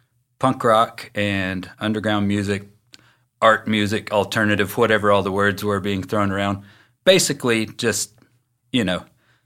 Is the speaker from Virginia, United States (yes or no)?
no; Dalton, Georgia, United States; now in Chattanooga, United States; I grew up in Dalton, Georgia, which is about a half hour down the road. And I grew up there. I was born in 71